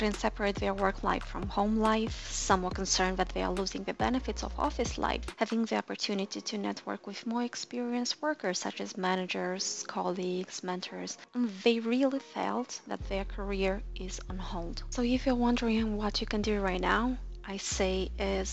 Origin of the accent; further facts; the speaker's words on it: Moldova; This is half of my home country's population, Moldova